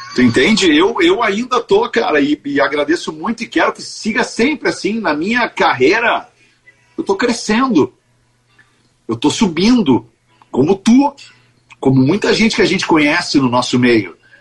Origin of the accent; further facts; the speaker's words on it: Porto Alegre, Rio Grande do Sul, Brazil; Eu sou porto-alegrense, eu nasci no Bonfim, moro no Bonfim